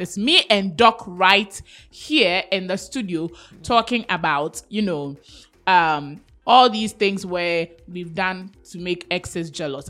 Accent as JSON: {"language": "English", "country": "Ghana", "said": "I'm so Ghanaian"}